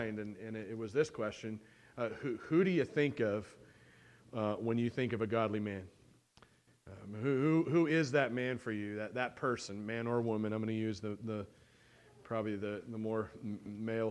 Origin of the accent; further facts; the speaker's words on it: United States; I'm American and I live in America and I've never been overseas yet